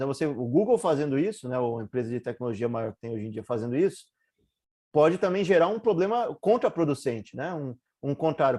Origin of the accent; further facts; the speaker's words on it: Brazil; A gente, como brasileiro